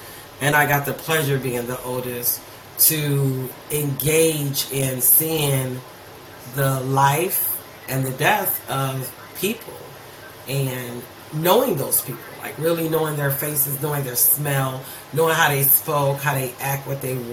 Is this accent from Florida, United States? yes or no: no; Youngstown, Ohio, United States; I was raised in Youngstown, Ohio